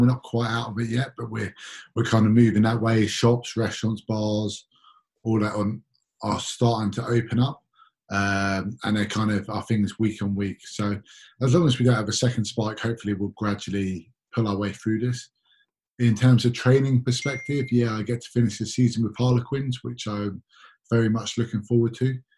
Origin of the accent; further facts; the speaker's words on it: London, United Kingdom; I'm born and raised in London